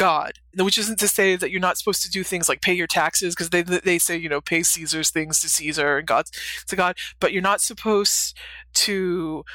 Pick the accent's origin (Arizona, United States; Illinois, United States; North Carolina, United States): North Carolina, United States; Western; I grew up in Western North Carolina, so I grew up in the Bible Belt